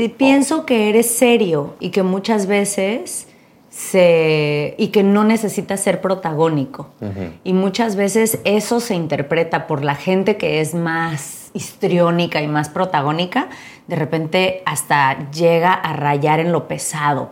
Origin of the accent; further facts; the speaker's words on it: Mexico; los dos somos mexicanos